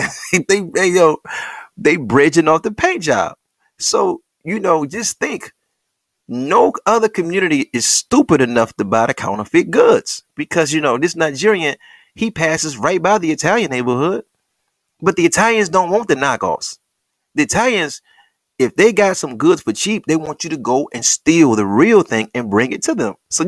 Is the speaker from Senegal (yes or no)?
yes; Senegal; Now, I got the records because I'm from Senegal and I'm a native